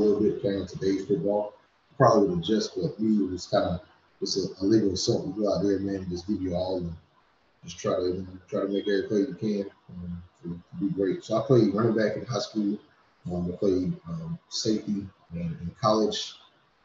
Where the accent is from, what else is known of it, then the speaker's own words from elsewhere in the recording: Washington, North Carolina, United States; now in Tennessee, United States; I'm originally from Washington, North Carolina. Been living in Tennessee for over 20 years now.